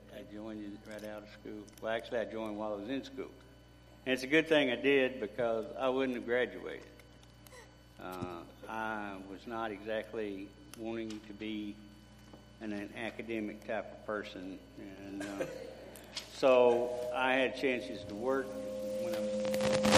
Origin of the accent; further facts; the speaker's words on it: Grand Saline, Texas, United States; also born or lived in Mineola, Texas; I was born in Mineola and raised in Grand Saline